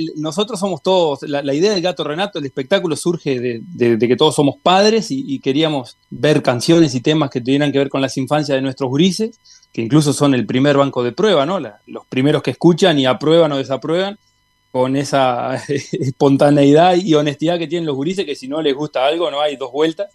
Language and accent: Spanish; Tacuarembó, Uruguay; yo soy de Tacuarembó